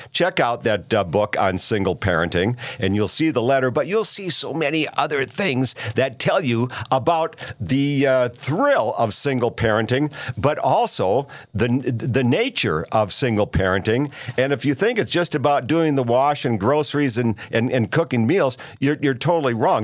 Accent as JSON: {"language": "English", "region": "Minnesota", "country": "United States", "said": "my home state of Minnesota"}